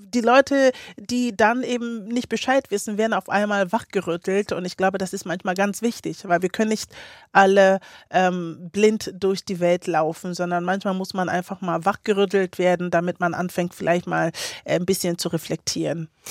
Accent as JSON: {"language": "German", "town": "Kiel", "region": "Schleswig-Holstein", "country": "Germany", "tie": "born or raised there", "also_born_or_lived": "Ghana", "said": "Kiel, ja, meine Heimat."}